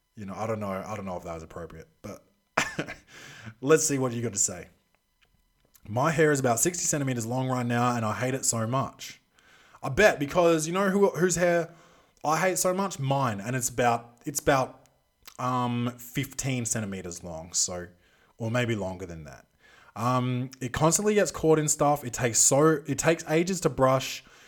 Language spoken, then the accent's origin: English; Australia; also born or lived in Adelaide; I'm Australian. Um, I live in Adelaide